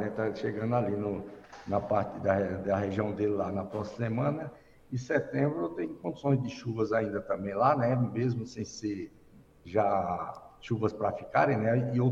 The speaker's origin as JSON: {"language": "Portuguese", "town": "Campina Grande", "region": "Paraíba", "country": "Brazil", "tie": "born or raised there", "said": "Lá na minha terra, lá da Paraíba, Alex, lá em Campina Grande."}